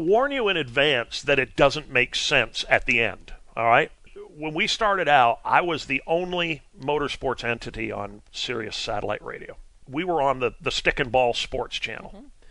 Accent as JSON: {"language": "English", "region": "Vermont", "country": "United States", "said": "I'm I'm from Vermont"}